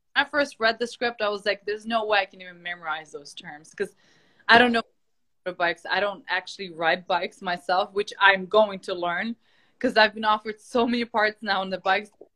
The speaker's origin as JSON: {"language": "English", "country": "Ukraine", "moved": "yes", "said": "I'm from Ukraine"}